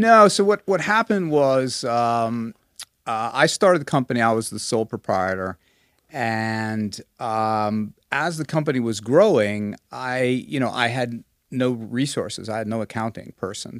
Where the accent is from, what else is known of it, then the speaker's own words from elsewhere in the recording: Long Island, New York, United States; moved away as an adult; also born or lived in Hong Kong; I grew up on Long Island in New York